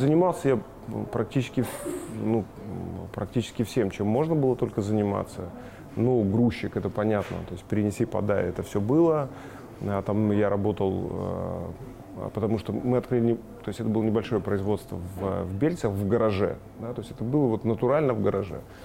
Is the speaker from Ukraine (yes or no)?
no; Bălți, Moldova; also born or lived in Shymkent, Kazakhstan; я родился в Казахстане, в городе Чемкент